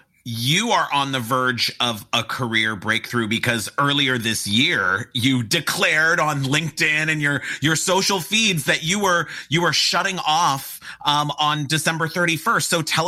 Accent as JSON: {"language": "English", "town": "Pasadena", "region": "California", "country": "United States", "said": "did you know I'm from Pasadena?"}